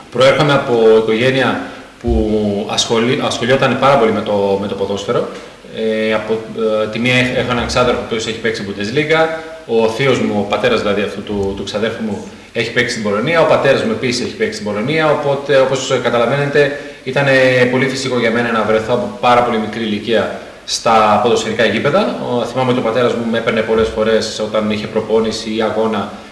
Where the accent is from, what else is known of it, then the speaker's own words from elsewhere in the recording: Germany; Greek is a second language; γεννήθηκα στη Γερμανία, οπότε ουσιαστικά όλη μου τη ζωή την έχω περάσει εκεί πέρα.